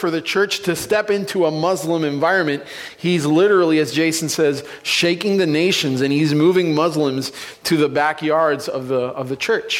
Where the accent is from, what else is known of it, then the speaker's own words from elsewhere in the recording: San Juan, Puerto Rico; moved away; I'm originally from Puerto Rico, San Juan, Puerto Rico, the capital